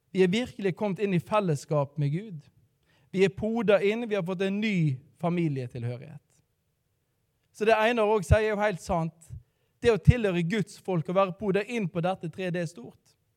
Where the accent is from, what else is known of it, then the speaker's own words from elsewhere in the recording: Radøy, Vestland, Norway; now in Bergen, Norway; Jeg er fra um, eh, Radøy, så jeg er da stril